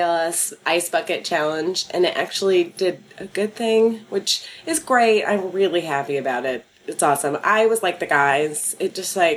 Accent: Dallas, Texas, United States; moved away; I grew up in Dallas in sort of a religious town

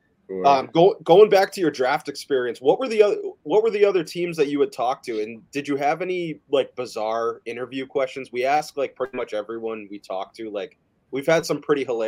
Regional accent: Massachusetts, United States; we're both from Mass also

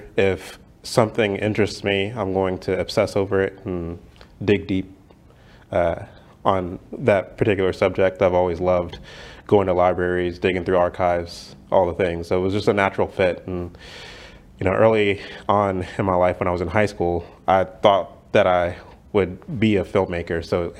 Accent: Mansfield, Texas, United States; Yeah, so I was actually born and raised here in Texas. I grew up in Mansfield, graduated from Mansfield High School in 2008

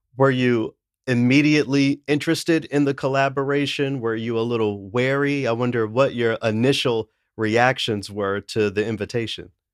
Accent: Tennessee, United States; I'm from the South, I'm from Tennessee

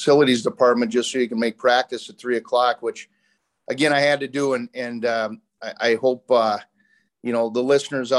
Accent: St. Paul, Minnesota, United States; I grew up in Herb Brooks's neighborhood, kind of on the tougher streets

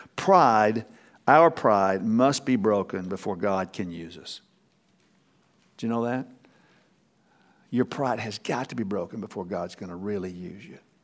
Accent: Texas, United States; I'm from Texas

